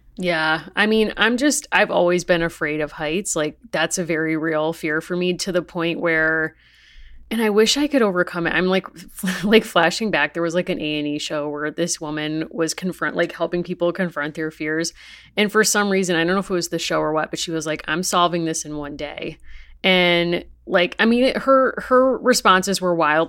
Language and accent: English; New England, United States; growing up in New England and still living here